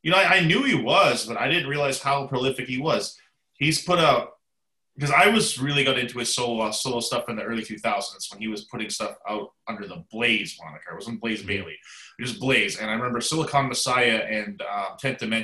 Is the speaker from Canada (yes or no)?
yes; Canada; moved away; it's from my home country